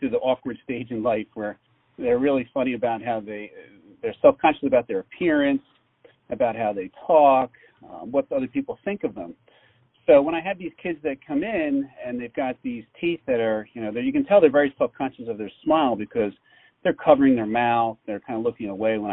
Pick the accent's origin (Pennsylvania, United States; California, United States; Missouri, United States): Pennsylvania, United States; Philadelphia; I was born and raised in the Philadelphia area